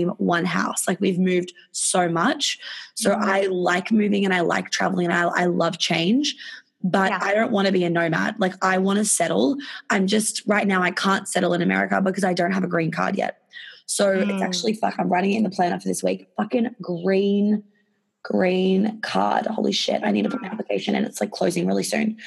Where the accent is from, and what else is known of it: Australia; accent: Australian; moved away